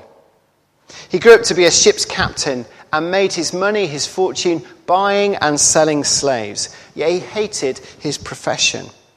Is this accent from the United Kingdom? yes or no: yes; Hull, Yorkshire and the Humber, United Kingdom; my hometown at Hull